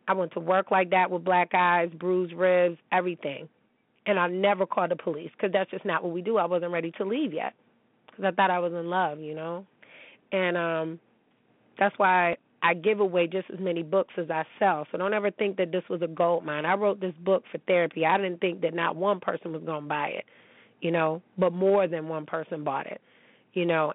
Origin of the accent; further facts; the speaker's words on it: United States; I'm American.